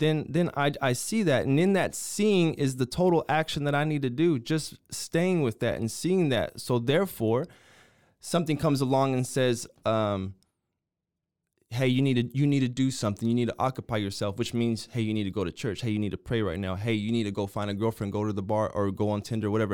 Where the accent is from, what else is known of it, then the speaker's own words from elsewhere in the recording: United States; I'm an American